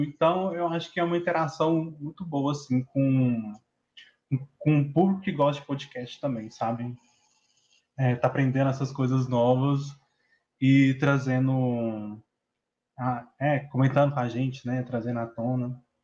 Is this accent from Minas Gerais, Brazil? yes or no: yes; Patos de Minas, Minas Gerais, Brazil; eu sou do, de Patos de Minas